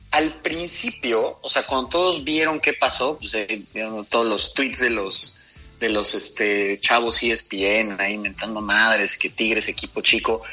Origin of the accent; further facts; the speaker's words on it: Mexico; como mexicanos